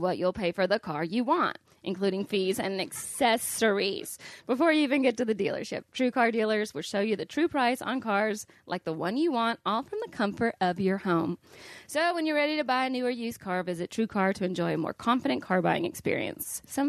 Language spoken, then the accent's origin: English; Missouri, United States; Listen, I'm from Missouri and I hate that you're eating.